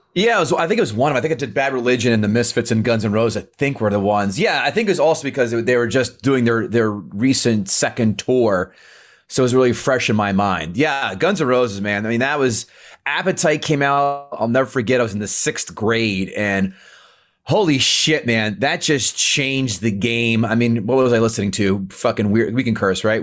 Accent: Princeton, New Jersey, United States; I grew up in Princeton, in Central Jersey

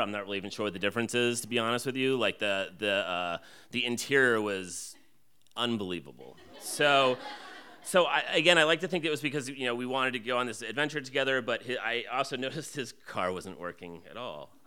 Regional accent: New Jersey, United States; I grew up in New Jersey

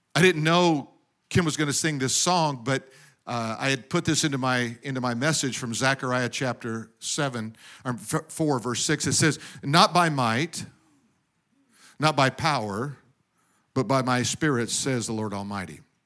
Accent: Denver, Colorado, United States; now in California, United States; I was born in Denver, grew up in snow.

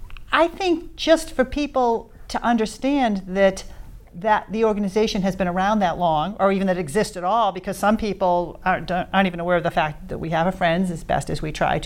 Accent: Peabody, Massachusetts, United States; When I was a kid growing up in West Peabody

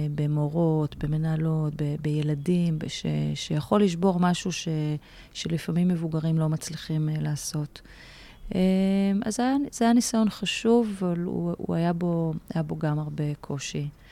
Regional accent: Haifa, Haifa District, Israel; also born or lived in Aloney Yitzhak youth village; now in Tel Aviv, Israel; בחיפה. זאת אומרת, גדלתי בכפר נוער אלוני יצחק, גיל 6, ואז עברנו חיפה, והיינו גם קצת בשליחויות, כי שני ההורים שלי היו מורים, אבל הבייס זה חיפה, זאת עיר אם

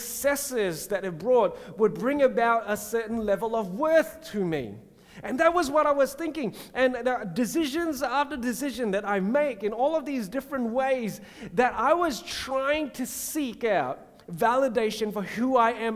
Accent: Singapore; When I was a kid growing up in Singapore

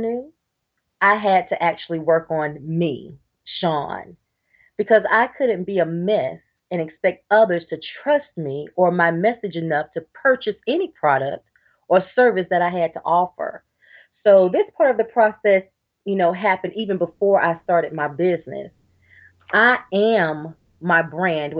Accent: Georgia, United States; now in North Carolina, United States; I'm originally from Georgia, but now I live in North Carolina.

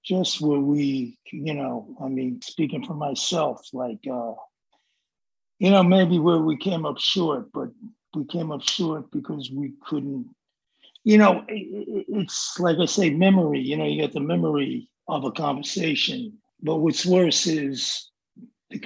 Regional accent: New York City, New York, United States; I'm from the Bronx

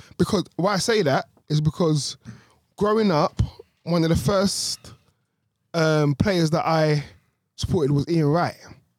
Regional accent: London, United Kingdom; London and being brought up in such a different environment

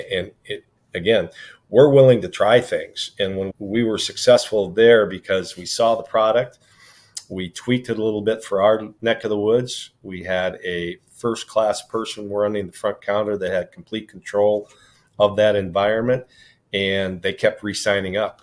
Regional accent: Sioux City, Iowa, United States; now in Midland, Michigan, United States; born and raised in Sioux City, Iowa.

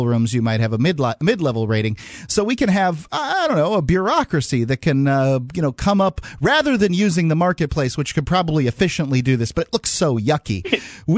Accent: Sarasota, Florida, United States; I grew up in Florida

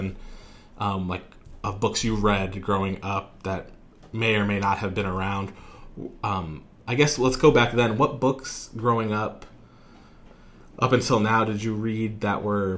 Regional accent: United States; now in Phoenix, United States; I'm American, but like my grandparents were Polish

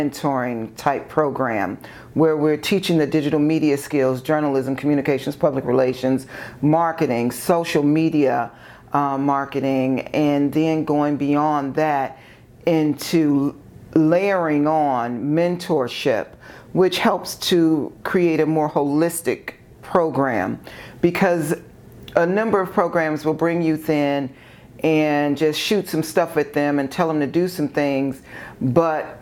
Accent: Maywood, Illinois, United States; also born or lived in far south suburbs of Chicago; growing up in Maywood and living on in the far south suburbs

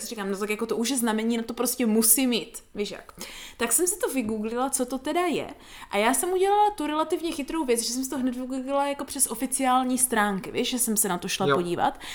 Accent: Prostějov, Olomouc Region, Czechia; u nás v Prostějově

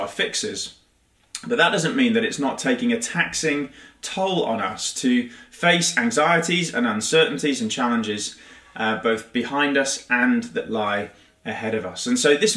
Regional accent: United Kingdom; being rather British

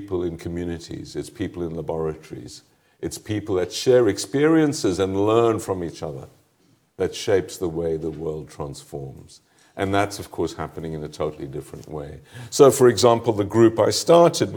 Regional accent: South Africa; moved away as an adult; also born or lived in Paris; South Africans, my fellow countrymen

